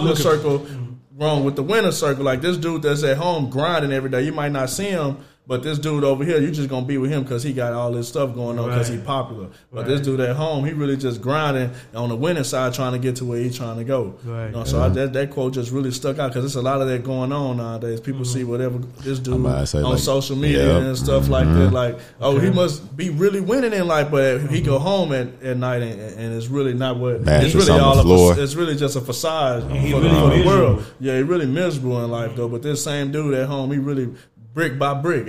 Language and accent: English; Orange, United States; Growing up in Orange has really been a staple in my life